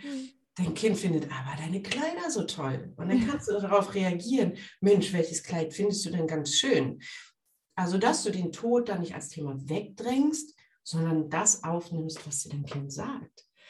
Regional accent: Brandenburg an der Havel, Brandenburg, Germany; ich komme aus Brandenburg an der Havel, äh, da, die Stadt heißt genauso wie das Bundesland.

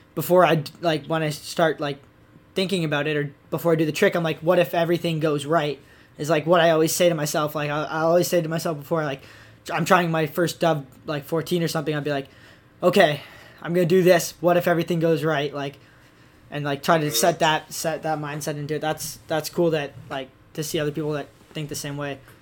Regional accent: Ontario, Canada; I'm like basically the only skier in all the area, and well, like at least in my hometown. So like, and in Ontario

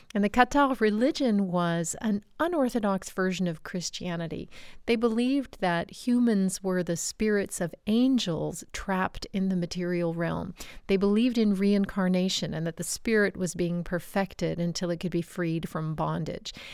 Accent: United States; moved away as an adult; also born or lived in Canada; now in France; I was born and raised in the United States and considered American by my family standards

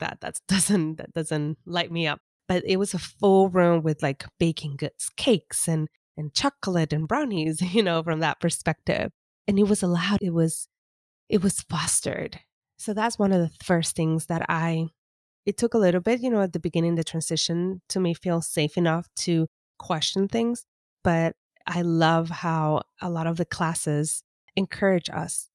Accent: East Coast of Puerto Rico, Puerto Rico; also born or lived in San Juan, Puerto Rico; I was born and raised more on the East Coast in a smaller town, and now I was going to start school in the capital in San Juan

